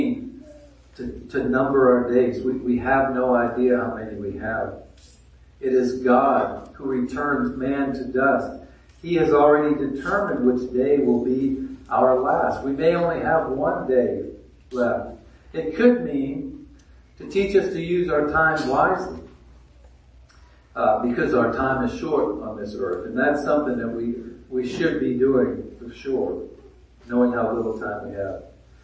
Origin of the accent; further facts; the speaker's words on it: Maine, United States; now in Dawsonville, United States; I grew up in Maine, and my family and friends each spring would go out and collect sap